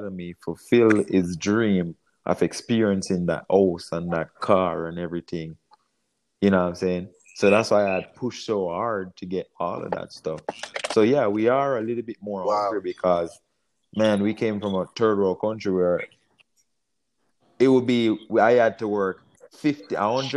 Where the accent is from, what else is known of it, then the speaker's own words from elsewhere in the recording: Jamaica; moved away as an adult; now in United States; I came from Jamaica at age 18